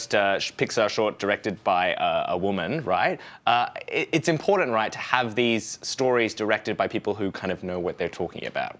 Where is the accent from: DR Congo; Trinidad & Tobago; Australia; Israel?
Australia; now in United States; I'm an immigrant in that I'm an Australian in America.